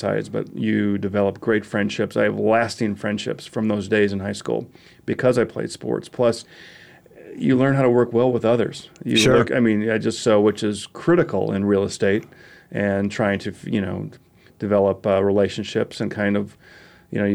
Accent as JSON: {"language": "English", "town": "St. Paul", "region": "Minnesota", "country": "United States", "tie": "born or raised there", "said": "growing up in St. Paul, Minnesota, played everything possible."}